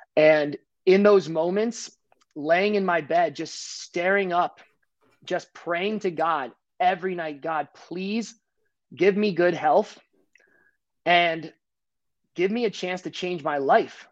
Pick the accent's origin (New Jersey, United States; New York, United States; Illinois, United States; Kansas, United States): New Jersey, United States; I'm from New Jersey